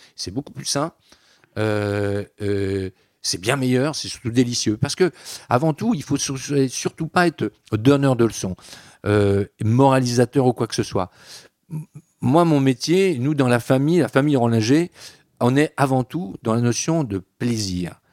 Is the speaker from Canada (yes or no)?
no; Breton, Brittany, France; je suis breton, pas bretonnant, mais quand même, euh, culturellement, je revendique cette identité bretonne